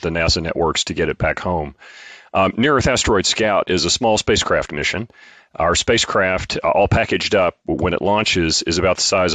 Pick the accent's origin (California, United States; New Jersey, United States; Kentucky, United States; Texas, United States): Kentucky, United States; East; also born or lived in Lexington, Kentucky / Nashville, Tennessee; now in Huntsville, United States; I'm originally from East Kentucky